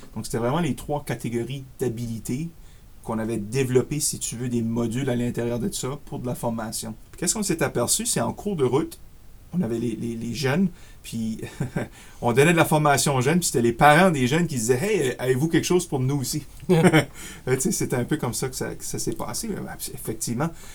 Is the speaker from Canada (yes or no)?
yes; Acadia, Canada; accent: Acadian; also born or lived in Ottawa suburbs, Ontario; now in Ottawa, Canada; je suis acadien de souche, si vous voyez un petit peu mon accent acadien